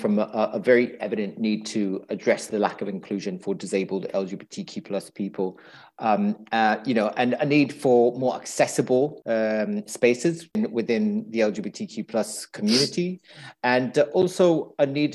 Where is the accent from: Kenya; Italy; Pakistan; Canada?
Italy; now in London, United Kingdom; I live in London. Originally, I'm from Italy. My ethnic background is from Eritrea.